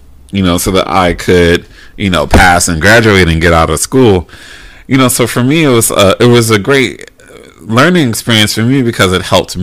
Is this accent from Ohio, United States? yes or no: no; Maryland, United States; moved away as an adult; I'm originally from Maryland. Lived in Maryland until I was about 24.